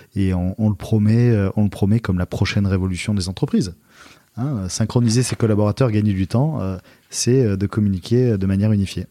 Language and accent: French; Istres, Provence-Alpes-Côte d'Azur, France; la ville dans laquelle j'ai grandi, qui est la ville d'Istre à côté de Marseille, bah, j'y habite encore